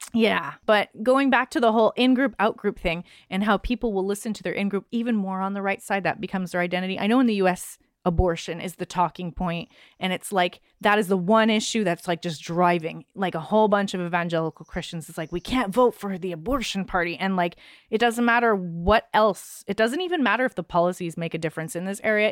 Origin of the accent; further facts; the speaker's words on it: Canada; as a Canadian